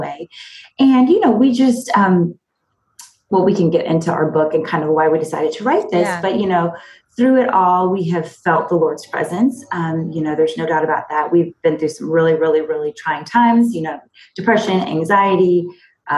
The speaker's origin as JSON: {"language": "English", "town": "Fairfax", "region": "Virginia", "country": "United States", "tie": "born or raised there", "also_born_or_lived": "Abilene, Texas / Raleigh, North Carolina / Nashville, Tennessee", "moved": "as an adult", "lives_now": "Maryland, United States", "said": "I grew up in Fairfax, Virginia, actually in the Northern Virginia suburbs."}